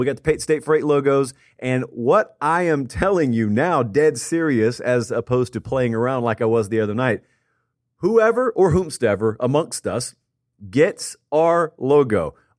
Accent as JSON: {"language": "English", "region": "Georgia", "country": "United States", "tie": "born or raised there", "said": "Yes, I grew up in Georgia. No, up until this Friday, I have never set foot in the state of Iowa."}